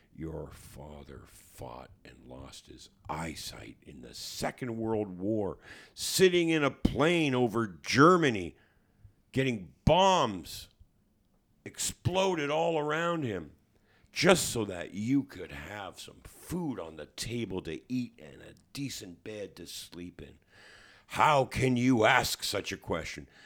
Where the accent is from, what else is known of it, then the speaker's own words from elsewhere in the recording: Hamilton, Ontario, Canada; growing up on East thirty-sixth Street in Hamilton